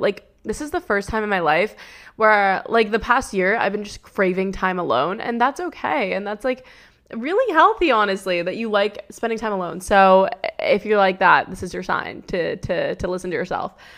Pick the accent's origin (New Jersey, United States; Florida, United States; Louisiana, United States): New Jersey, United States; now in West Coast, United States; I'm from New Jersey. I loved growing up there.